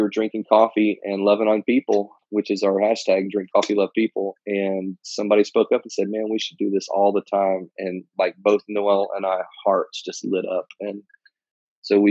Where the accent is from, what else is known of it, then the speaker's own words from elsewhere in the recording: Atlanta, Georgia, United States; I actually grew up in Atlanta. I'm a native of Atlanta